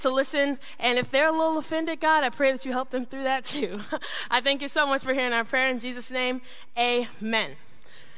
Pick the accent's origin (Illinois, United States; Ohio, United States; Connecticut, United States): Ohio, United States; I grew up in Ohio, me and my siblings